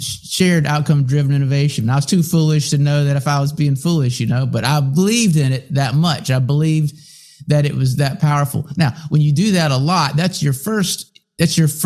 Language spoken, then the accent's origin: English; United States; first language English; I don't speak another language, and I'm American, I only speak English